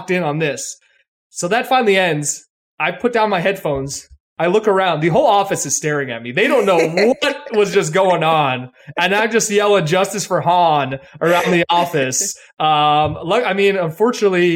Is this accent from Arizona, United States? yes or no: yes; Tucson, Arizona, United States; also born or lived in New York; now in Los Angeles, United States; I'm from Tucson, Arizona. I used to live in Tucson, Arizona.